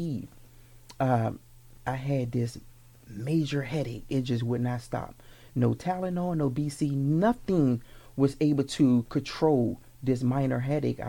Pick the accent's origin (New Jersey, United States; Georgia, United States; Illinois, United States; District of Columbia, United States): District of Columbia, United States; Washington; moved away; also born or lived in Landover, Maryland; I'm actually born and raised in Washington, D.C., Southeast.